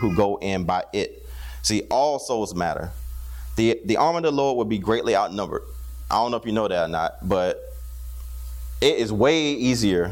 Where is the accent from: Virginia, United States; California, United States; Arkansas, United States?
Virginia, United States; Newport News; Growing up in Newport News, Virginia